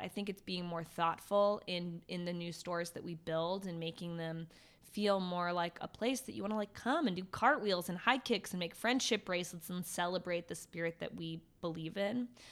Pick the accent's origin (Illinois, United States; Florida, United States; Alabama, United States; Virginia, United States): Virginia, United States; moved away as an adult; also born or lived in Ohio; now in New York, United States; I grew up in Virginia